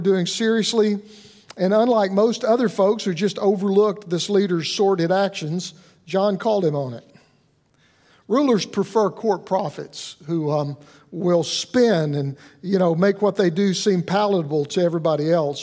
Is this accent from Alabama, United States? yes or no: yes; Alabama, United States; I'm from Alabama